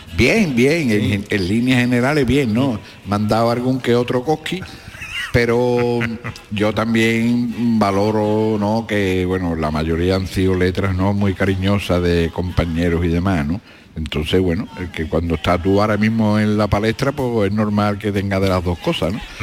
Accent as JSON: {"language": "Spanish", "town": "Cádiz", "region": "Andalusia", "country": "Spain", "tie": "born or raised there", "said": "mi barrio del Mentidero, que la Plaza San Antonio está a 100 metros de donde yo nací"}